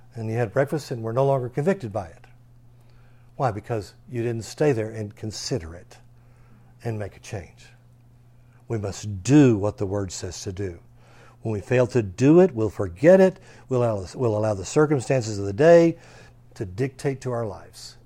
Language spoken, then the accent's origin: English; Texas, United States; we're an American, or especially because we're a Texan.